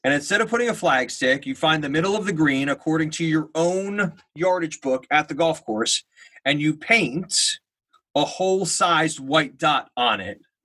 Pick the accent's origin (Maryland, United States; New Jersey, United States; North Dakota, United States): New Jersey, United States; I'm from New Jersey